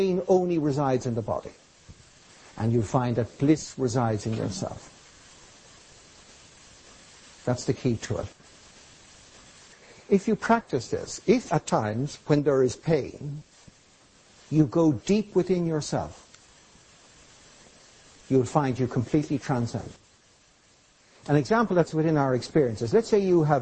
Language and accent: English; Ireland; I'm Irish